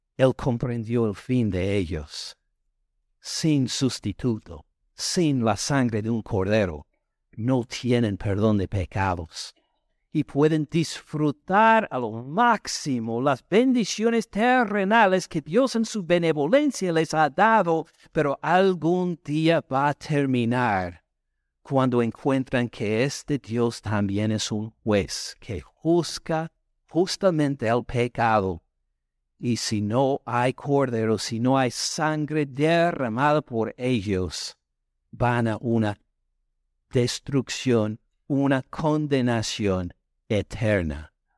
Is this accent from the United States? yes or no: yes; the north of the United States, United States; Spanish is a second language; moved away as an adult; now in Georgia, United States; soy del norte de Estados Unidos